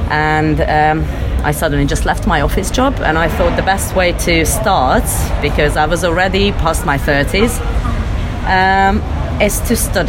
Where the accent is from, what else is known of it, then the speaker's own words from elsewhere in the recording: Hungary; also born or lived in Russia; I'm half Russian, half Hungarian. Mm-hmm. I grew up between these two countries and I came from Hungary.